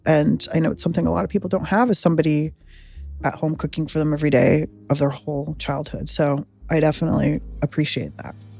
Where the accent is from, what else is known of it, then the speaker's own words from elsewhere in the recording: San Diego, California, United States; I grew up in San Diego